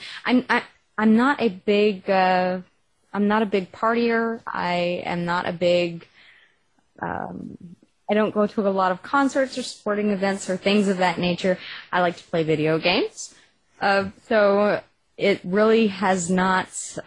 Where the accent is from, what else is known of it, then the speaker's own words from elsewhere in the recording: Texas, United States; accent: Texas; my Texas accent